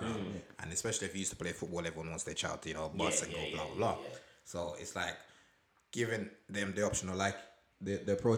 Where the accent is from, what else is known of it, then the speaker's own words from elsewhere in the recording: Portland, Jamaica; moved away; where I was living in Jamaica, because I'm from Portland, so where I'm there, my church was at the end of my road